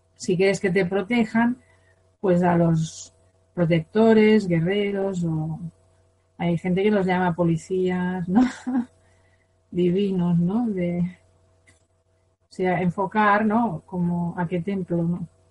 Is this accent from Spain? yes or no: yes; Spain; Yo por ser española tengo karma de España